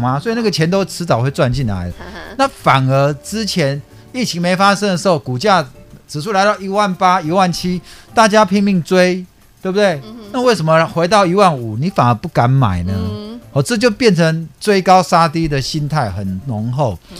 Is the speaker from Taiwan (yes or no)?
yes; Taipei, Taiwan; also born or lived in San Francisco, United States; 我就在合江街夜市长大的